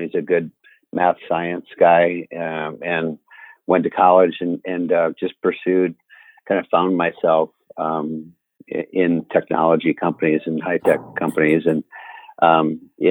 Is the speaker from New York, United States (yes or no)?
no; Cedar Rapids, Iowa, United States; I grew up on a farm outside of Cedar Rapids